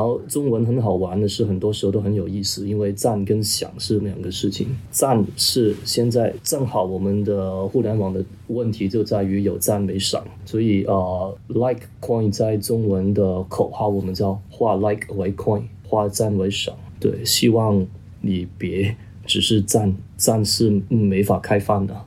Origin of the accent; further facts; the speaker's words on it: Hong Kong; first language Cantonese; Chinese is a second language; also born or lived in Guangzhou; 我作为一个广东人， 我说白话长大的